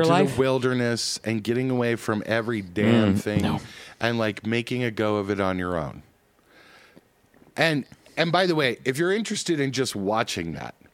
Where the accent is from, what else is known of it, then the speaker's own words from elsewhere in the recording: Colorado, United States; growing up in Colorado